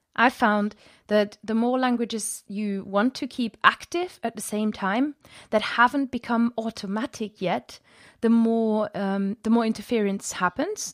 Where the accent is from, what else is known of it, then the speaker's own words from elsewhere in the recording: Germany; first language German; English is a second language; moved away as an adult; now in England, United Kingdom; I grew up in Germany in the countryside